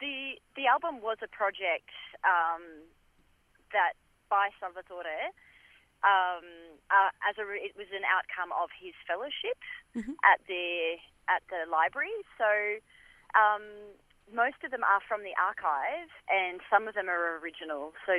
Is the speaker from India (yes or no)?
no; Australia; So we kind of like to think of ourselves as well as Australian folk musicians, even though we're playing Italian-inspired music.